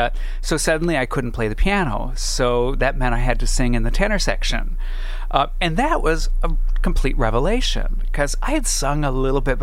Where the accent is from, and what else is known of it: Alhambra, California, United States; born or raised there